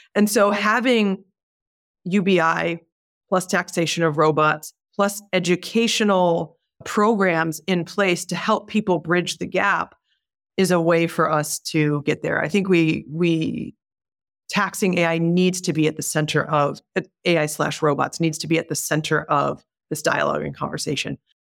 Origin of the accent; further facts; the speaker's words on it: Detroit, Michigan, United States; I was born and raised in Detroit